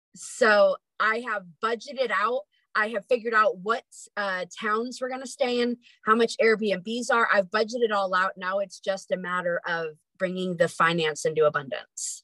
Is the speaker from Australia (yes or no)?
no; near Lake Tahoe, California, United States; moved away as an adult; also born or lived in Sacramento, California; now in Idaho, United States; I was born in Sacramento, but I actually was raised up near Lake Tahoe.